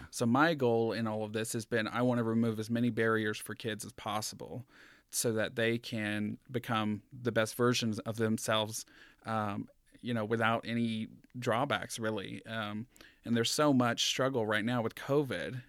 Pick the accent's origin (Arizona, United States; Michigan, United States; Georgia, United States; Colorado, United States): Georgia, United States; now in Reno, United States; coming from, um, a small town in Georgia